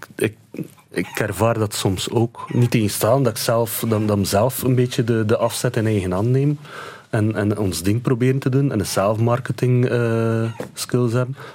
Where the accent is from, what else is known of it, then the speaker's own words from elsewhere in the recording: Ypres, Flanders, Belgium; ik ben van Ieper.